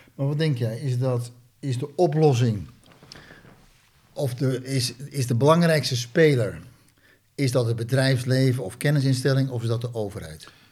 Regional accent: Netherlands; Ik ben ook Nederlander

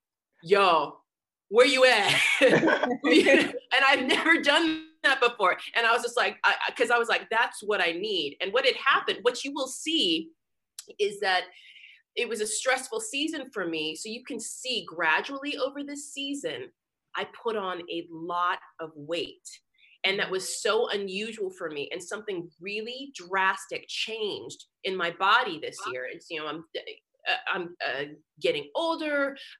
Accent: Nebraska, United States; Because I come from, you know, I grew up in Nebraska where everything was all athletics all the time.

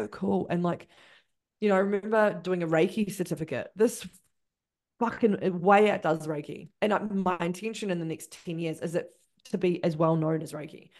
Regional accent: Christchurch, Canterbury, New Zealand; I'm from Christchurch.

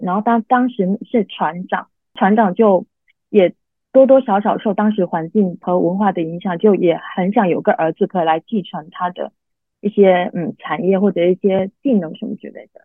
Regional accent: a small island in southern China, China; moved away; 我出生在一个，呃，中国南方的一个小海岛上面，然后这是一个很传统的家庭

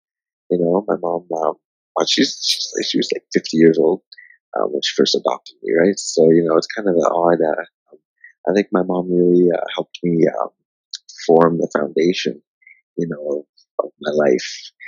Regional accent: Harare, Zimbabwe; born there; I was born in Zimbabwe, the city of Harare.

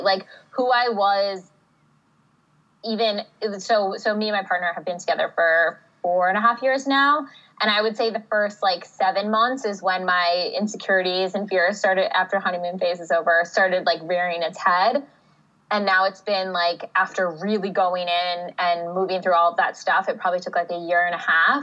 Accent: New Jersey, United States; moved away as an adult; also born or lived in Pennsylvania / Chicago; I'm from the East Coast originally. I'm from Jersey

